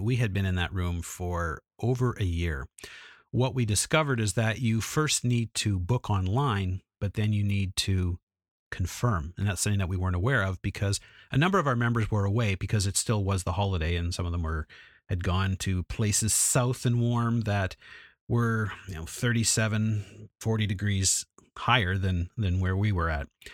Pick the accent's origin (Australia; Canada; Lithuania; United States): Canada; Edmonton, Alberta; I'm from Edmonton, went to Vancouver, which is an hour and a half plane ride away